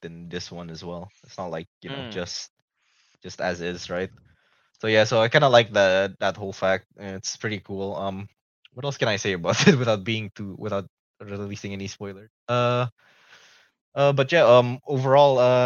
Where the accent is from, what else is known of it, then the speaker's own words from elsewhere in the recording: Indonesia; we're actually not that good at speaking our own like local language